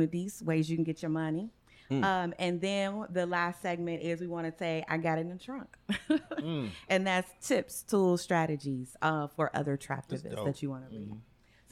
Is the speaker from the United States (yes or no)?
yes; Cleveland, Ohio, United States; I'm from Cleveland too